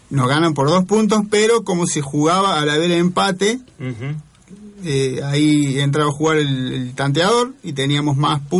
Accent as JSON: {"language": "Spanish", "country": "Argentina", "said": "Como somos los argentinos."}